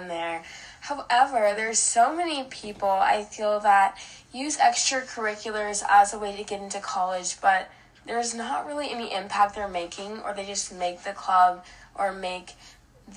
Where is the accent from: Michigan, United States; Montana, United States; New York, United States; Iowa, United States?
Iowa, United States; growing up in Iowa, there's not a lot of diversity here